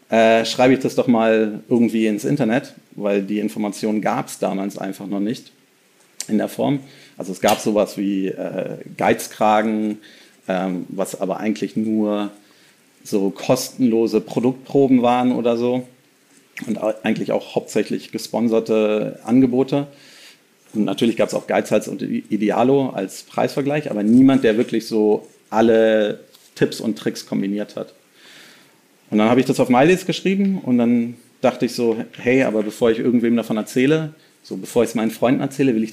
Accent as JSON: {"language": "German", "region": "Berlin", "country": "Germany", "said": "Ähm, also ich bin tatsächlich einer der wenigen äh, Berliner"}